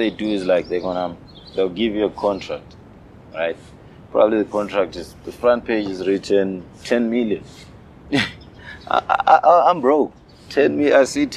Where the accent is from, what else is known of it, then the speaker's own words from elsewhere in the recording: Zimbabwe; moved away as an adult; now in South Africa; I'm from Zimbabwe